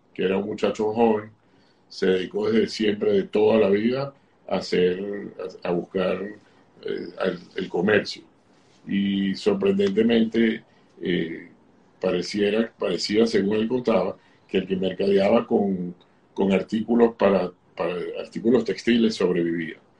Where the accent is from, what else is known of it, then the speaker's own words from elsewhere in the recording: Caracas, Capital District, Venezuela; yo nací en Venezuela, en Caracas